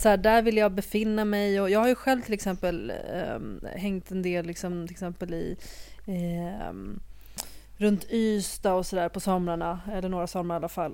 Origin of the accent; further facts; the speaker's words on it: Libya; now in Sweden; jag föddes ju i Libyen, ändå, ett annat land